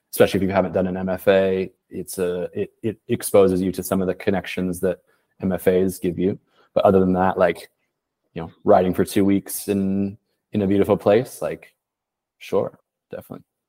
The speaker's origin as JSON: {"language": "English", "town": "Portland", "region": "Oregon", "country": "United States", "tie": "born or raised there", "also_born_or_lived": "Paris", "moved": "yes", "said": "I'm from Portland, Oregon. I left in 2008"}